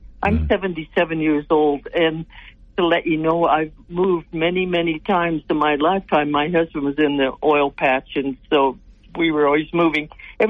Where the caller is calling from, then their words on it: Sterling, Colorado, United States; Glenn, I'm calling you from Northeast Colorado in Sterling